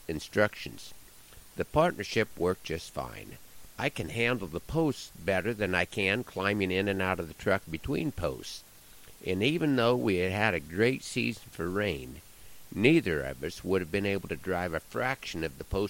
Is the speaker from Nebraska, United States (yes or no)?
yes; Nebraska, United States; my home state of Nebraska